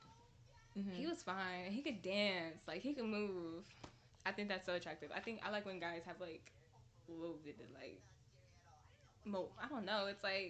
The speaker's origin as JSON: {"language": "English", "town": "Richmond", "region": "California", "country": "United States", "also_born_or_lived": "Antioch", "said": "But I would say I'm from Richmond."}